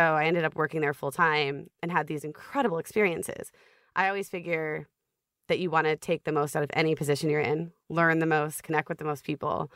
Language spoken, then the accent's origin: English; Columbus, Ohio, United States; moved away as an adult; also born or lived in Manhattan, New York / Brooklyn, New York / Minnesota; I grew up in Ohio